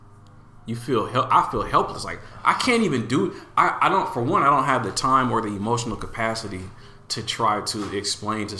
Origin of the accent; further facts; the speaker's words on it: Portland, Oregon, United States; what it's like to grow up here and still live here.